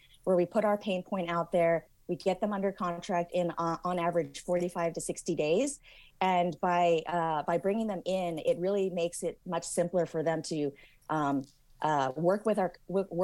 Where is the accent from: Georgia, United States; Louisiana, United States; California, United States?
California, United States; Silicon Valley; I'm originally from the Silicon Valley